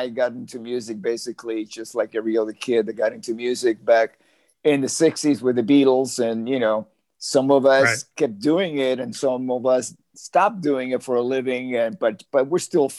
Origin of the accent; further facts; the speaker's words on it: Havana, Cuba; now in Los Angeles, United States; I was born physically in Havana, Cuba, but I was really born as the person that I am today here in Los Angeles.